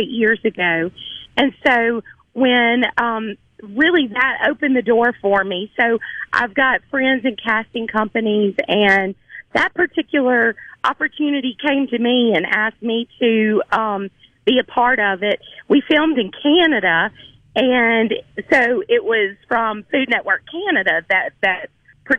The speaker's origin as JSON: {"language": "English", "region": "Mississippi Delta", "country": "United States", "said": "I'm from the Delta."}